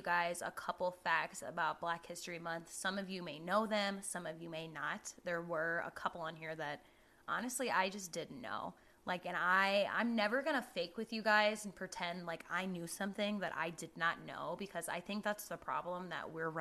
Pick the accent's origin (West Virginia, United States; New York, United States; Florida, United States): Florida, United States; Jacksonville; moved away; I'm from Jacksonville